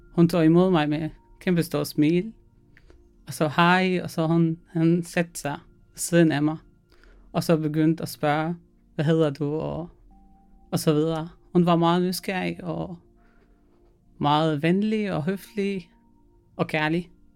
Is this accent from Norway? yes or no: no; Syria; Danish is a second language; moved away as an adult; now in Denmark; jeg kommer fra Syrien.